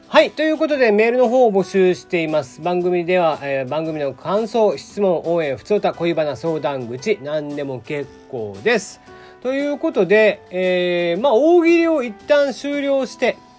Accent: Kagoshima, Japan; 僕はやっぱ鹿児島生まれなんでね、まあ、結構風とか雨とか慣れている

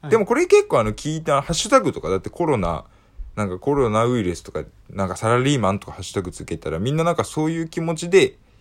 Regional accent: Tokyo, Japan; 僕はあのー、東京なんですよね

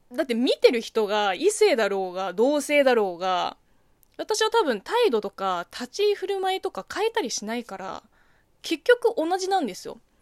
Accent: China; Japanese is a second language; moved away; 中国生まれ中国育ちの私

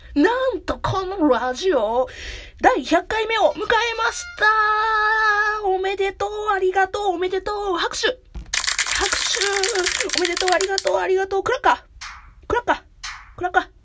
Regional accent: Kansai, Japan; accent: Kansai dialect; この喋りを聞いてくれば関西の人間やなってすぐバレるんやけど、正解。ずっと関西。まあ、ちょっと一時期別のとこに住んでたけど、ずっと関西おって。だから、ずっと関西弁

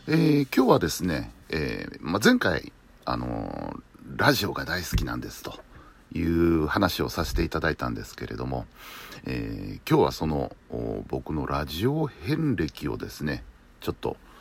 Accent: Kyoto, Japan; 地元の京都の、おー、放送局の番組で

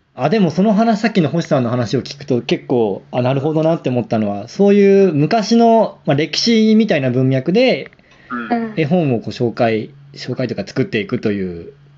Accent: Japan; 僕たち日本人

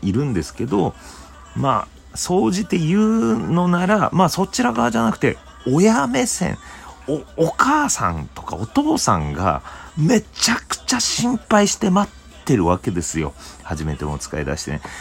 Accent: Obihiro, Hokkaido, Japan; now in Tokyo, Japan; 地元の北海道帯広

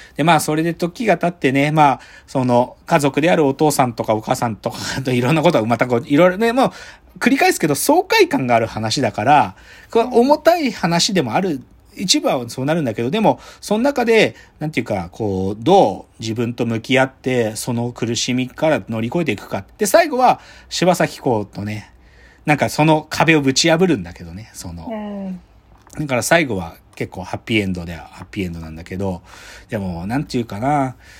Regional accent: Maebashi, Gunma, Japan; あの僕群馬 県前橋市なんですけど、意外に群馬県前橋市って、あの、外国人結構それなりにたくさん住んでる町なんですよ。

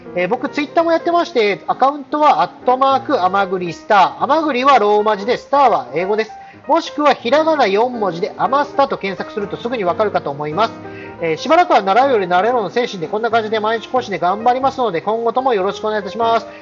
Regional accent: Tohoku, Japan; moved away as an adult; 僕の出身が東北っていうこともありまして

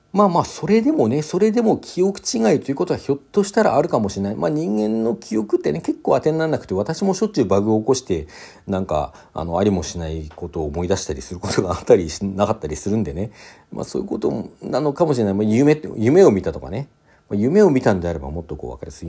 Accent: Sapporo, Hokkaido, Japan; also born or lived in Hakodate; 当時私ですね、札幌に住んでおりまして、ただ生まれは函館だったんですね。生まれは函館で小学校3年生まで函館にいて、えー、4年生から札幌にこう転校してね札幌で過ごしていた

